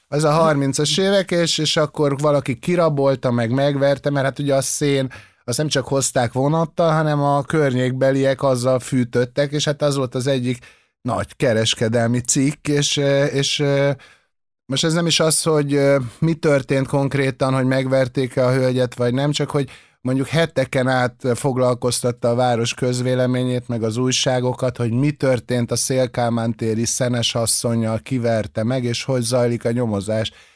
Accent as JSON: {"language": "Hungarian", "region": "Budapest", "country": "Hungary", "tie": "born or raised there", "said": "itt születtem a, a Kútvölgyibe"}